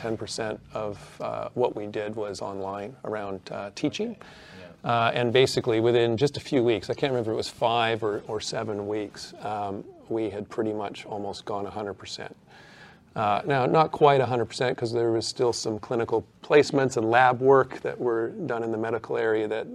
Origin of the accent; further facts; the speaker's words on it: Canada; now in Australia; as the Canadian